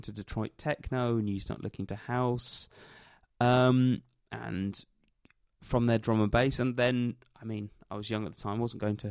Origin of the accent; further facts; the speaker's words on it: United Kingdom; And I grew up in Britain